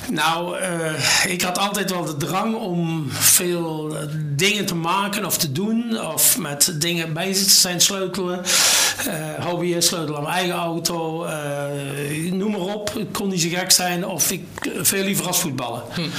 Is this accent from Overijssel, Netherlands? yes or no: no; Sint Hubert, North Brabant, Netherlands; Geboren en getogen in Mel? Nee, in Sint-Hubert.